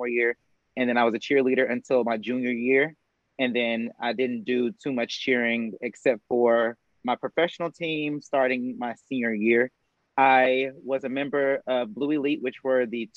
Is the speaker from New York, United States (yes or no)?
no; Murfreesboro, Tennessee, United States; I'm from Murfreesboro, Tennessee, born and raised. I'm here right now